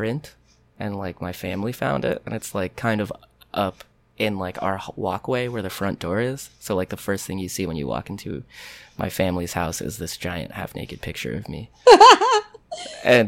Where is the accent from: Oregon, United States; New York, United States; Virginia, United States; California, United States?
New York, United States; Rockland County; I grew up like right across the Tappan Zee Bridge in Rockland County